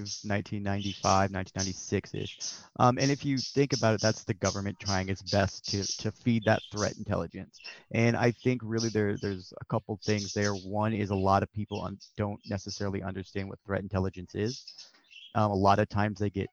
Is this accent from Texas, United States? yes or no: yes; Texas, United States; I'm from Texas, but where I'm from, we don't get a lot of help from the government